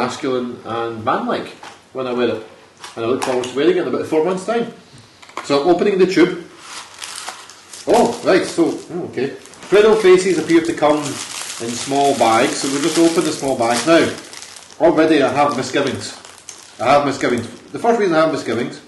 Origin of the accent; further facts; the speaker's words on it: Scotland, United Kingdom; I'm Scottish